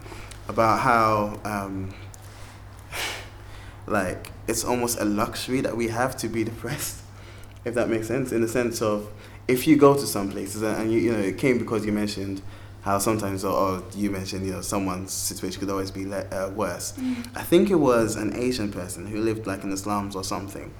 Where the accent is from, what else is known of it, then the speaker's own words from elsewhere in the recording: Ghana; moved away; growing up in Ghana